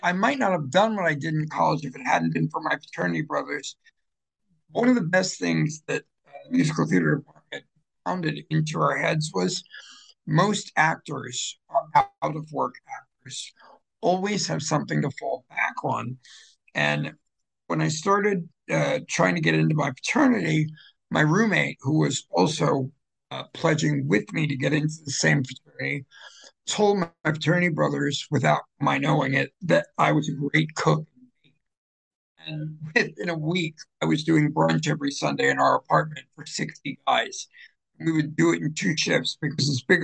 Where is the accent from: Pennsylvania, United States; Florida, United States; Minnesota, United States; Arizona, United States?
Florida, United States; Fort Lauderdale; also born or lived in Philadelphia; now in New Jersey, United States; Originally from Philadelphia and grew up predominantly in Fort Lauderdale.